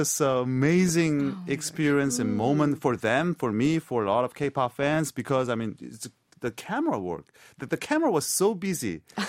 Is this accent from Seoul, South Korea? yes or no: no; Paju, Gyeonggi Province, South Korea; moved away as an adult; also born or lived in United States